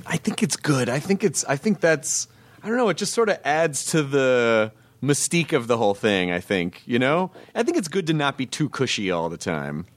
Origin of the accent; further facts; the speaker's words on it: the South, United States; I grew up in the South.